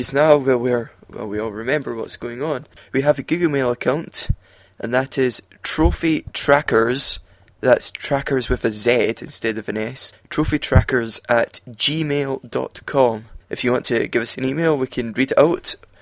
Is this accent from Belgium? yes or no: no; Scotland, United Kingdom; I'm from Scotland, I live through in the East